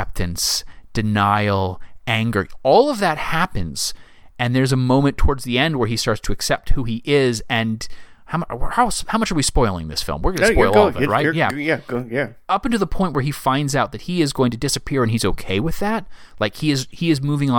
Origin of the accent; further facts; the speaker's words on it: the South, United States; now in Virginia, United States; I am from the South